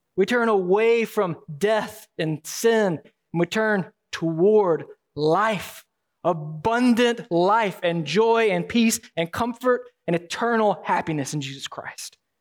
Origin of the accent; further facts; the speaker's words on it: Alabama, United States; You'll have to pardon the accent. I am from Alabama.